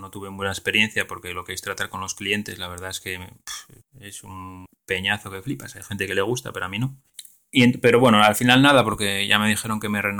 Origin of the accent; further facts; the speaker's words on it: Galicia, Spain; Lugo, que está a nada, a 20 o 30 minutos en coche de mi pueblo. Entonces lo bueno sería ir a trabajar a Lugo y luego vivir en el pueblo.